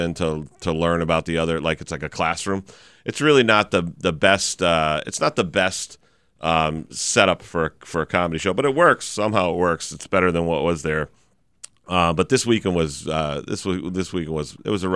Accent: Chicopee, Massachusetts, United States; I did a show in my hometown for the Chicopee St. Patrick's Parade Committee

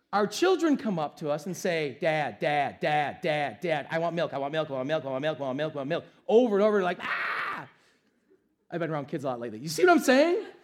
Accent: United States; we, as an American culture

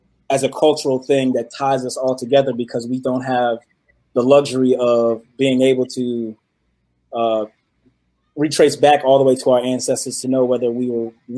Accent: Virginia, United States; "Virginia." Like my parents are from Virginia.

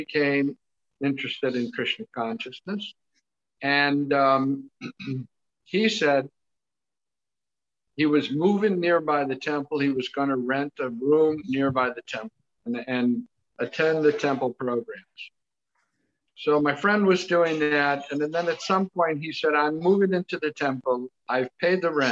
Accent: St. Louis, Missouri, United States; I'm from St. Louis, Missouri

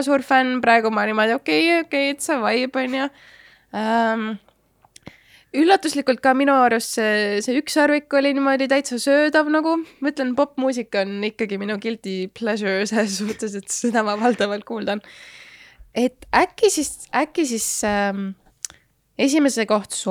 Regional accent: Estonia; ma olen ka eestlane

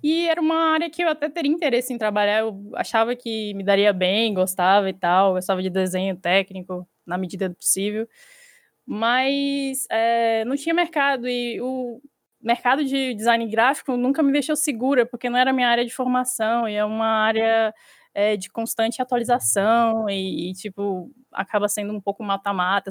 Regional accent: Salvador, Bahia, Brazil; eu sou de Salvador

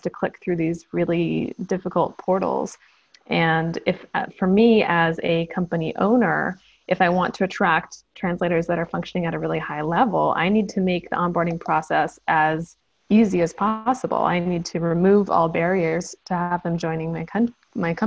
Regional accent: United States; moved away as an adult; now in South Korea; I'm American originally

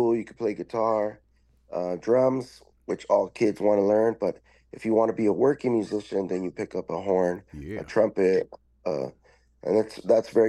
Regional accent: Tijuana, Baja California, Mexico; also born or lived in Los Angeles, California / San Diego, California; now in Chula Vista, United States; I came back down to Tijuana, where I was raised as a youth, and then we eventually crossed the border to San Diego, where I've been living here ever since

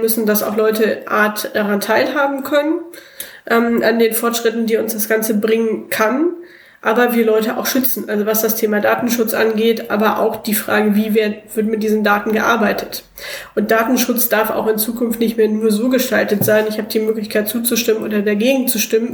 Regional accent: Cologne, North Rhine-Westphalia, Germany; moved away as an adult; now in Bremen, Germany; ich bin im Schatten des Müngersdorfer Stadions groß geworden

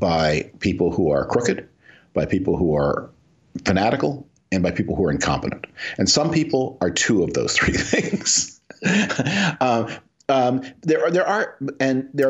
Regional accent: Canada; now in United States; I'm originally from Canada.

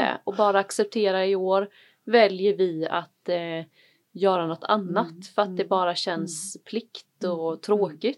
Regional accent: Varberg, Halland County, Sweden; moved away; also born or lived in Malmö; jag är ju uppväxt i, i Varberg

